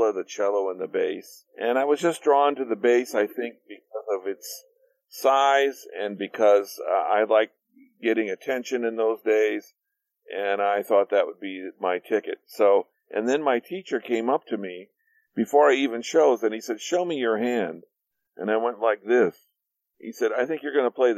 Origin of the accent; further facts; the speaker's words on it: Gary, Indiana, United States; moved away; I came from Gary, Indiana, which was a steel town, a factory town